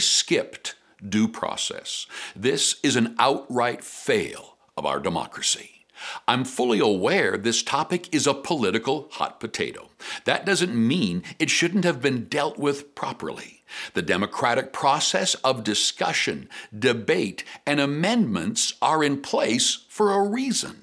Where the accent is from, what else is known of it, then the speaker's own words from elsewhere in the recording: Canada; as a Canadian